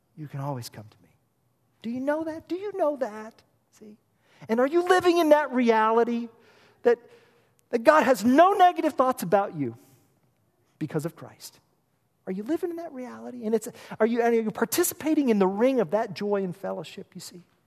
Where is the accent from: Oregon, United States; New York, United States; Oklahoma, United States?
Oklahoma, United States; moved away; I'm from Oklahoma. We like chili down there